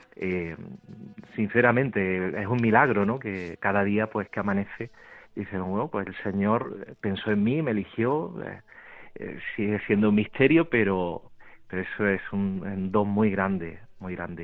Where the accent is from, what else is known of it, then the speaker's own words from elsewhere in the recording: Aguilar de la Frontera, Andalusia, Spain; del pueblo donde yo me crié, de donde soy, de Aguilar de la Frontera